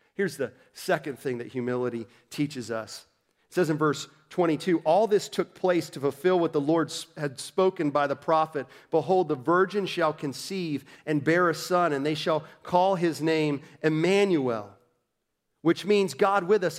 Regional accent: Orlando, Florida, United States; I'm from Orlando

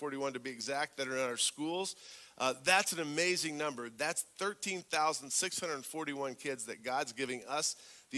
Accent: southern Indiana, United States; also born or lived in Haiti; I'm from the southern part of Indiana, just south of Indy

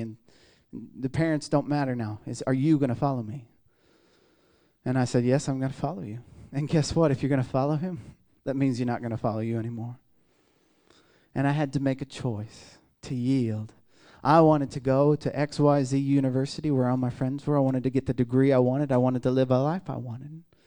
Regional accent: Midwest, United States; I'm from the Midwest

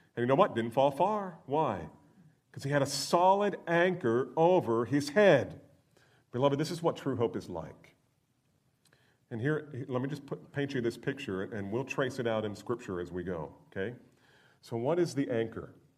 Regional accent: Northeast, United States; I grew up in the Northeast

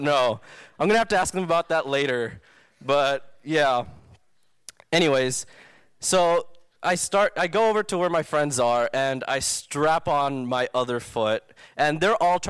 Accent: Southern California, United States; I grew up in SoCal my entire life

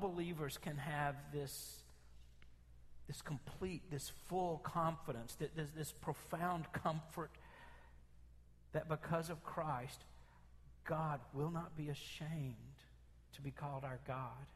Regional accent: Memphis, Tennessee, United States; I grew up in North Memphis

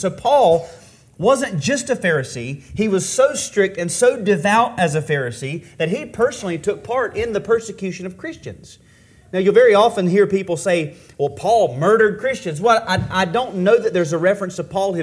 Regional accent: Taylorsville, North Carolina, United States; I'm from Taylorsville

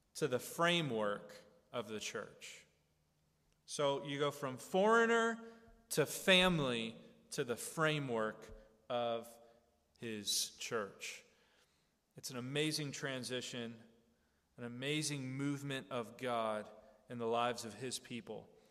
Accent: United States; we Americans

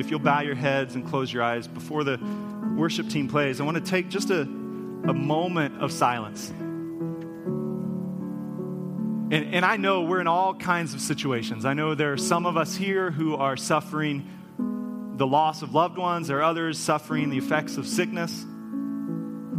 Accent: United States; As American Christians

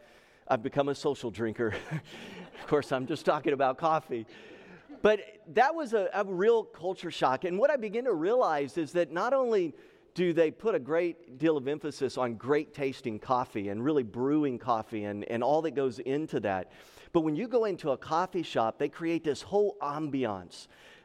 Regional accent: Texas, United States; I was born and raised in the state of Texas. So I grew up in the South, and when I got to the Northwest

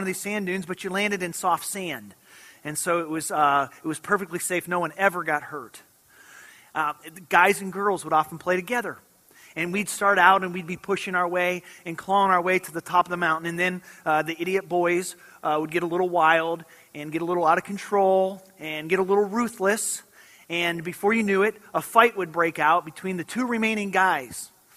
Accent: Michigan, United States; I grew up in Michigan and was from a little town that was right on the shores of Lake Michigan.

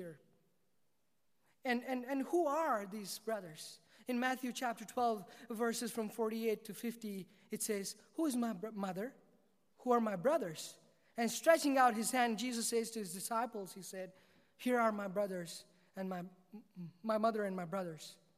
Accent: South India, India; I was born and raised in South India

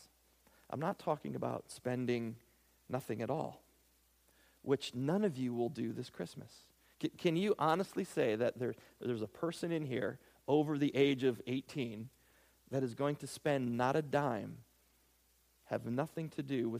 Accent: United States; I'm an American

